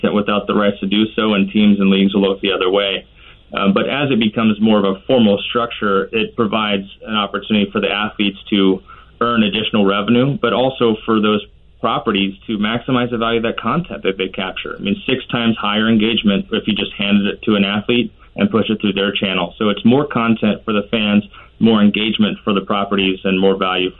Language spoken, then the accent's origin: English; Kansas City, Missouri, United States; I grew up in Kansas City